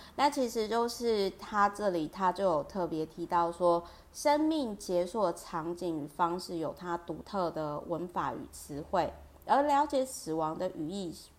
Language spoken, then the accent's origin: Chinese; Kaohsiung, Taiwan; also born or lived in Taipei; 我台北跟高雄坐的地方都是很靠近美术馆，然后特别是我老家就是在高雄美术馆附近